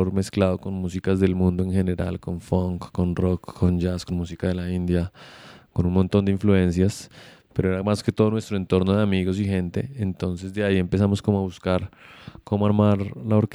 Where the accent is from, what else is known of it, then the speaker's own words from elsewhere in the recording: Bogotá, Colombia; also born or lived in Montreal, Canada; la mayoría de los integrantes somos bogotanos.